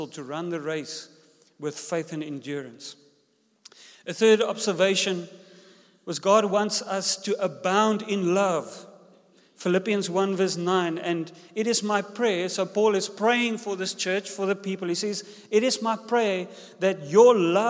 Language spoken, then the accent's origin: English; South Africa; first language Afrikaans; English is a second language; also born or lived in George, South Africa